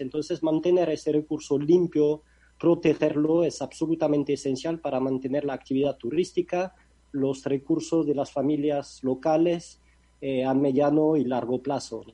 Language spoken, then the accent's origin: Spanish; France; Spanish is a second language; moved away as an adult; now in Mexico; Yo soy de Francia, no de España.